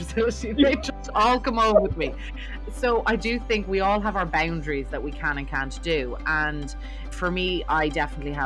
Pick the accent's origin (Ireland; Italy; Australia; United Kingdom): Ireland; Dublin, Leinster; I'm from Dublin in Ireland, which is very different